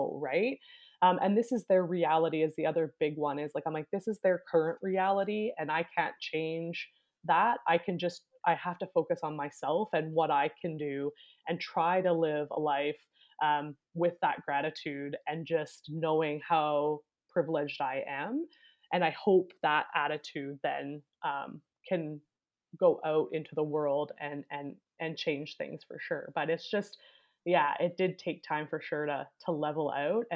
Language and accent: English; Canada; there was not a ton of diversity where I grew up in Canada